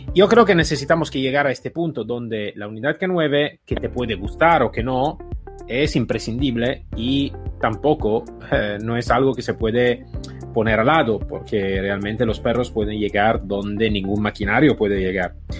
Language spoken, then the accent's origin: Spanish; Italy; Spanish is a second language; moved away; also born or lived in United States; Yo soy ex policía italiana y en Italia